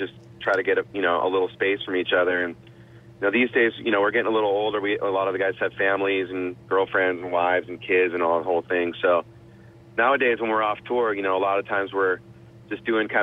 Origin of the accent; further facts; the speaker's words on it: San Rafael, California, United States; my hometown, oddly enough, up in Northern California, San Rafael, California, which is just north of San Francisco